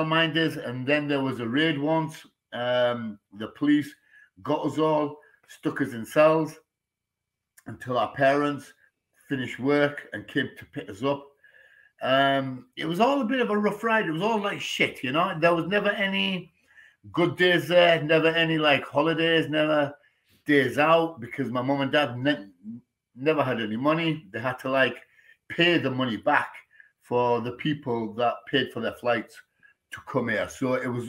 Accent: Hitchin, East of England, United Kingdom; From Bourne, Hitchin. Hitchin, Hertfordshire.

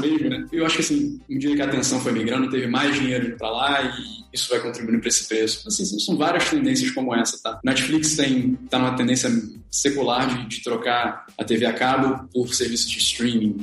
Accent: Rio de Janeiro, Brazil; sou carioca

